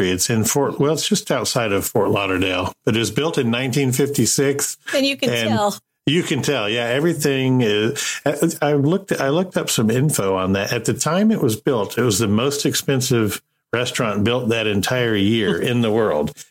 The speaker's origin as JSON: {"language": "English", "country": "Marshall Islands", "tie": "born or raised there", "also_born_or_lived": "Hawaii", "said": "Uh, I grew up in the South Pacific"}